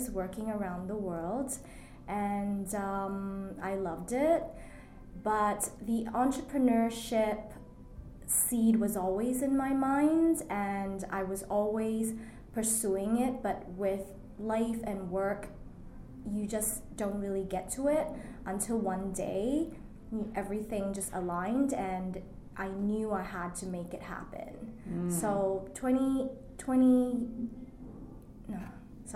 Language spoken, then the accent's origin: English; Malaysia; moved away as an adult; also born or lived in Singapore / Australia; now in Toronto, Canada; I grew up in Malaysia